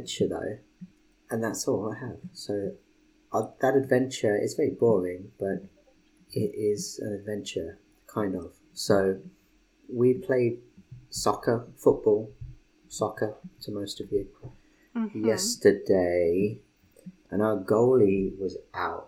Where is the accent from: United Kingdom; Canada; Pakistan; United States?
United Kingdom; England; I'm English